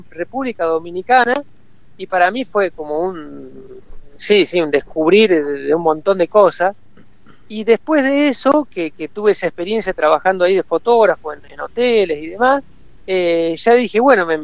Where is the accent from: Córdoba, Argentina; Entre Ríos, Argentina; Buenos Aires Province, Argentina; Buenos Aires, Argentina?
Córdoba, Argentina; also born or lived in Santa Fe Province; soy oriundo del canal, y mi, en realidad en realidad mi padre viene de Rufino, que estás en Santa Fe, así que bueno, se puede decir que soy mitad santafesino, mitad cordobés